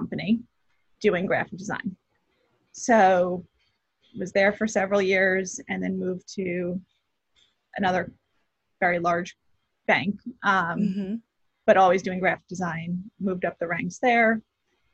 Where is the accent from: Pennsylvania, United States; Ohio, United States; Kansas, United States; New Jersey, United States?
New Jersey, United States; moved away as an adult; also born or lived in Maryland; now in New York City, United States; I grew up in New Jersey, about half hour, 45 minutes from the city